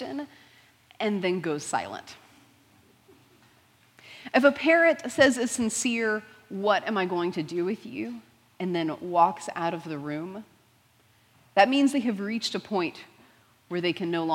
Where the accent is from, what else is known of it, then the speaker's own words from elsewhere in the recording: Houston, Texas, United States; I grew up in Houston, so still general Texas area